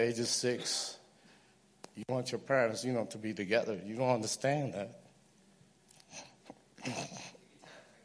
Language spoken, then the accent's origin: English; New York City, New York, United States; I was raised in Brooklyn